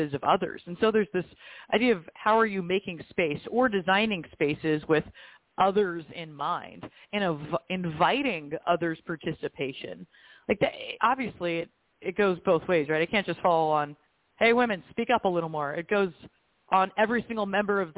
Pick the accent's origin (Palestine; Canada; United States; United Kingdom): United States; also born or lived in Dubai; as an American woman